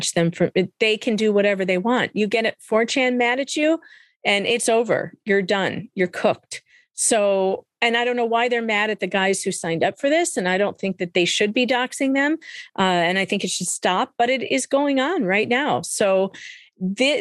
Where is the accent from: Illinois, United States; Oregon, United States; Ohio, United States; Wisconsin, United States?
Illinois, United States; Cook County; I'm from Cook County, okay? Cook County, Illinois